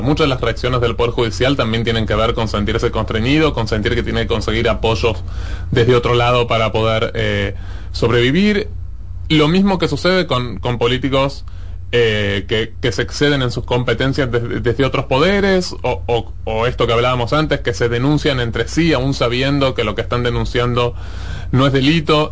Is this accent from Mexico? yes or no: no; Argentina